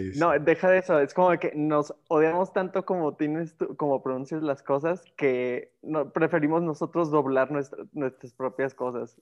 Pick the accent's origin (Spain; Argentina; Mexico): Mexico; nosotros en México hay diferentes acentos